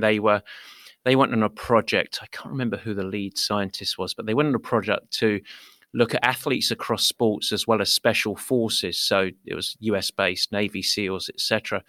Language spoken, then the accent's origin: English; England, United Kingdom; I'm English. I like my silly sayings